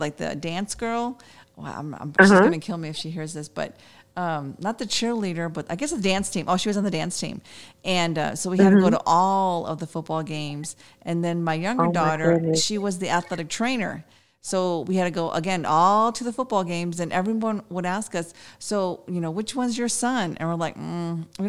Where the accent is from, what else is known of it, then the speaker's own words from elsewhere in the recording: Chicago, Illinois, United States; now in San Antonio, United States; I'm from Chicago, so I do know about the snow